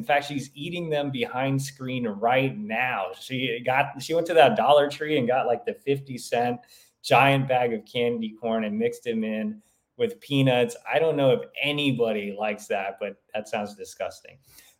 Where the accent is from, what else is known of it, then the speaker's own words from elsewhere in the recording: the South, United States; I'm from the South, so cream corn is a great time.